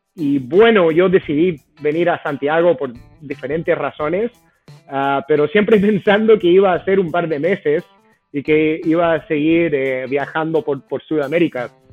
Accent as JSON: {"language": "Spanish", "country": "United States", "also_born_or_lived": "Boston", "second_language": "Spanish", "moved": "as an adult", "lives_now": "Chile", "said": "Yo, a pesar de que sí soy eh, de Estados Unidos"}